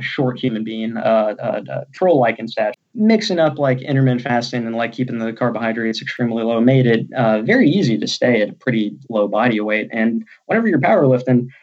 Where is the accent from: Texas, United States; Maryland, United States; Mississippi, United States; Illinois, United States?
Texas, United States; moved away; also born or lived in Alabama; I'm from Texas initially